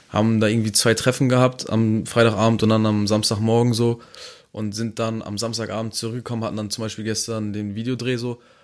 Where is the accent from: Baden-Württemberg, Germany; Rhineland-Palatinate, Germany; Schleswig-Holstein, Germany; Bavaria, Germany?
Schleswig-Holstein, Germany; Neumünster